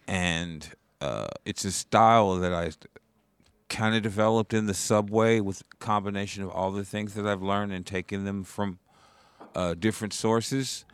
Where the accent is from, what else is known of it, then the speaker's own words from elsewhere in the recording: Indiana, United States; also born or lived in Portland, Oregon; now in New York, United States; I'm originally from Indiana.